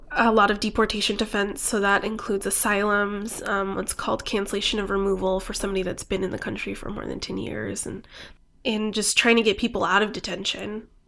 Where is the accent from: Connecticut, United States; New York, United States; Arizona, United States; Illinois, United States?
Arizona, United States; Phoenix; also born or lived in California / New Mexico; Grew up in um, southwestern New Mexico and in Phoenix.